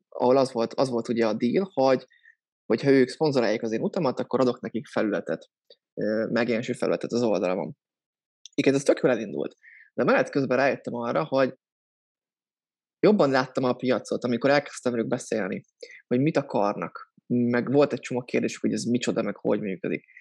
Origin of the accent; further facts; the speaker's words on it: Soltvadkert, Bács-Kiskun, Hungary; moved away as an adult; now in Budapest, Hungary; Soltatkertről származom, ez Bácskiskó megyében egy kisváros. Pesten élek, hát gyakorlatilag az egyetem óta